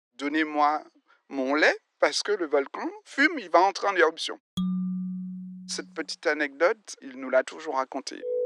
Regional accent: Saint-Pierre, Martinique; Je suis né à Saint-Pierre et je suis revenu après mes études vivre ici à Saint-Pierre

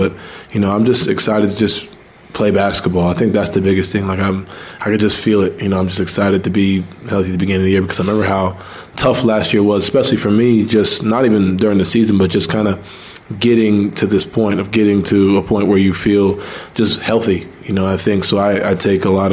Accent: New York, United States; I'm from New York where everything's like, you know, quicker.

